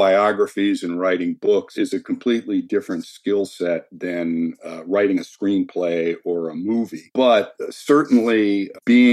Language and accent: English; New Jersey, United States; I grew up in New Jersey